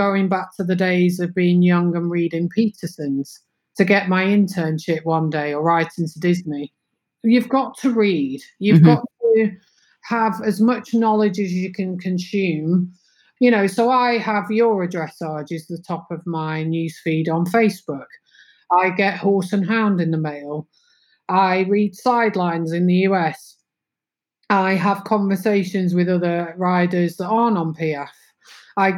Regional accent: England, United Kingdom; moved away as an adult; also born or lived in London / Windsor; now in Netherlands; I'm very English.

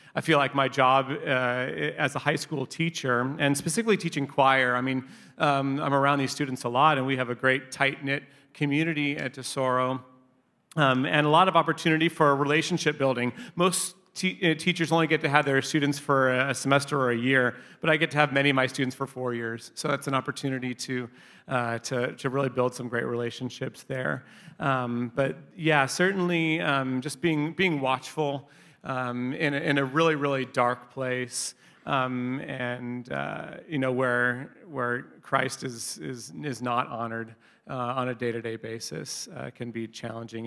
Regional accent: Long Beach, California, United States; also born or lived in Inglewood / Orange County; I was born in Inglewood and then grew up in Long Beach, uh, where I spent most of my childhood

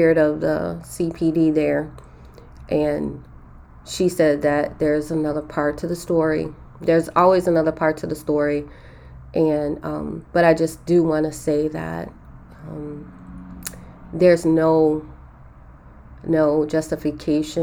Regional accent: Chicago, Illinois, United States; We grew up in Chicago in the inner city in an area called K-Town

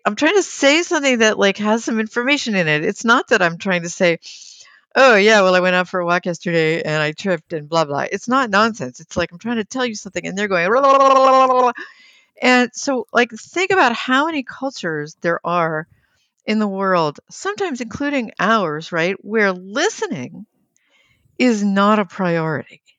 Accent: United States; a U S-based, American-born project manager

